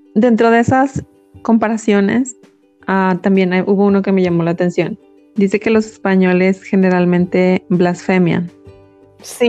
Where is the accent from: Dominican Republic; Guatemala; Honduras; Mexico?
Mexico; percibimos la vida como la percibimos en México